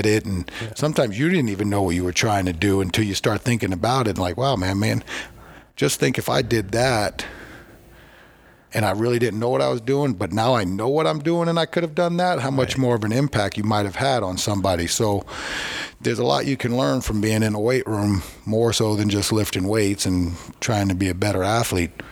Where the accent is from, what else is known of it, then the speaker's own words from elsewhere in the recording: Long Island, New York, United States; We're from Long Island